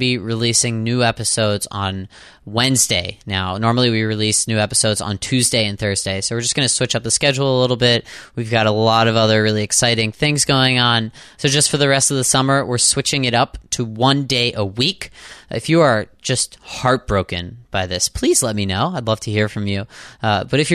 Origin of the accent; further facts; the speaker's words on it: outside of Pittsburgh, Pennsylvania, United States; I'm from Pittsburgh, outside of Pittsburgh.